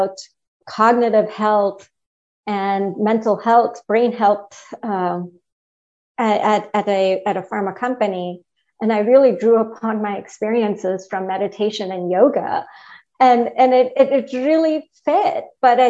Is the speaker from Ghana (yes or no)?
no; India; moved away as an adult; now in United States; I grew up in India, and I came here as an undergrad in college